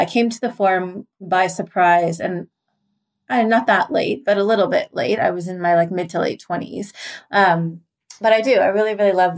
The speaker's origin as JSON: {"language": "English", "region": "Southern Oregon", "country": "United States", "tie": "born or raised there", "also_born_or_lived": "Seattle, Washington", "moved": "as an adult", "lives_now": "Washington, D.C. area, United States", "said": "I was born and adopted in Seattle, and I spent like most of the first 18 years of my life in a little town in Southern Oregon"}